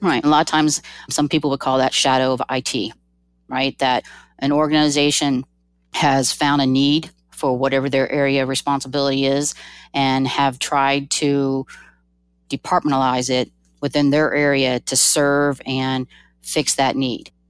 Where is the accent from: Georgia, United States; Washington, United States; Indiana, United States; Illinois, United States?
Georgia, United States; I'm from Georgia